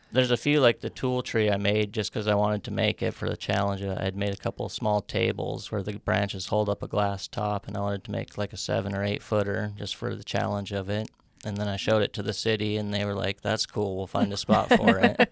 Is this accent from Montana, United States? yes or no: yes; Great Falls, Montana, United States; also born or lived in Norway, Michigan / Reno; I was born in Norway, Michigan, but I've lived in Great Falls since I was about four years old